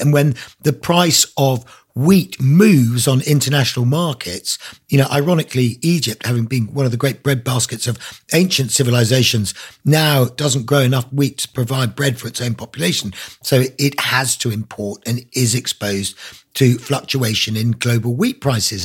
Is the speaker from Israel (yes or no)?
no; Isle of Man; moved away as an adult; also born or lived in South London; now in Black Mountains, Wales; I grew up in the Isle of Man, so I'm Manx, but, you know, left there when I was eighteen